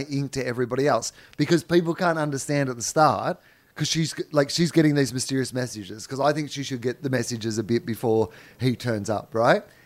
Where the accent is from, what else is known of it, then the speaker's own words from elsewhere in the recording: Australia; I'm a white Australian, so chances are there's some Irish in there somewhere